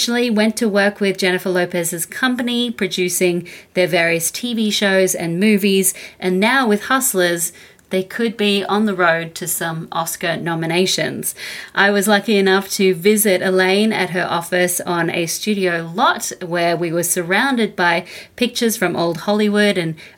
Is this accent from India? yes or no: no; Australia; From Australia.